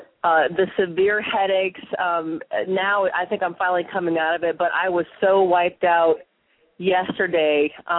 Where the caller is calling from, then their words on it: Long Beach, California, United States; I'm calling from Long Beach, California.